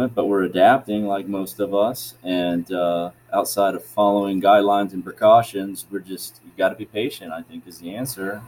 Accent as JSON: {"language": "English", "town": "Tallahassee", "region": "Florida", "country": "United States", "tie": "born or raised there", "moved": "as an adult", "said": "I'm from Florida, natively from Tallahassee"}